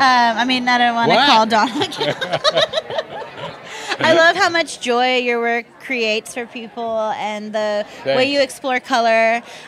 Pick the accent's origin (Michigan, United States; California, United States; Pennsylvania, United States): California, United States; Los Angeles; I grew up in Van Nuys.